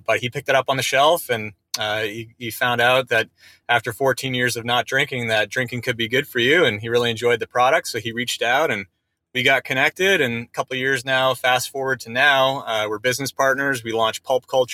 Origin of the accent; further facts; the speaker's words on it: Canada; moved away as an adult; now in Los Angeles, United States; I'm Canadian as well, just like Brendan. I actually moved down to Los Angeles about 6 years ago